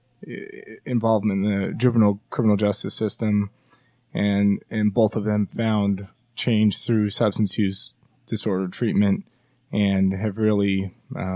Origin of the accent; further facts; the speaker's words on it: Taylorsville, Utah, United States; I was born in Taylorsville, Utah